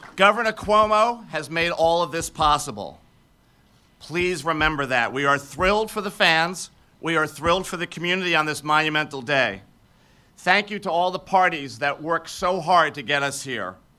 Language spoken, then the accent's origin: English; New York City, New York, United States; growing up in Queens